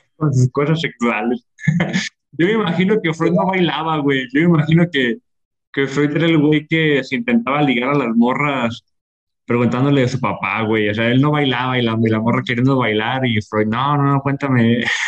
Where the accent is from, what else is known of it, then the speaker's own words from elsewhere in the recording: Ocotlán, Mexico; estoy en las calles de, Ocotlán, de donde soy